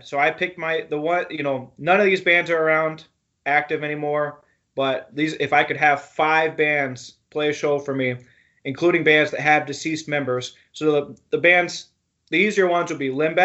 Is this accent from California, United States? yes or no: no; Oklahoma, United States; I grew up in Oklahoma